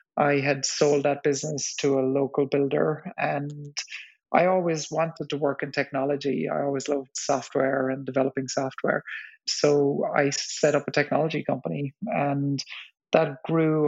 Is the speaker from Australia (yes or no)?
no; West Cork, Munster, Ireland; I grew up in West Cork in the south of Ireland in the 70s